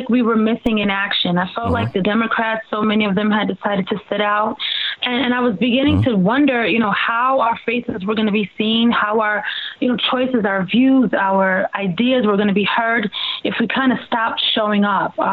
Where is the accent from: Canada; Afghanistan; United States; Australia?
United States; Long Island, New York; I'm from Long Island